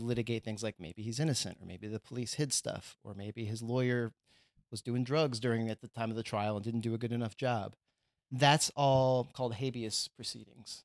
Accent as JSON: {"language": "English", "region": "Texas", "country": "United States", "tie": "born or raised there", "moved": "yes", "said": "I'm from Texas"}